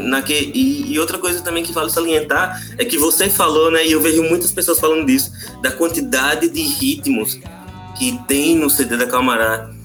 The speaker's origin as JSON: {"language": "Portuguese", "region": "Paraíba", "country": "Brazil", "said": "eu sou da Paraíba, com H"}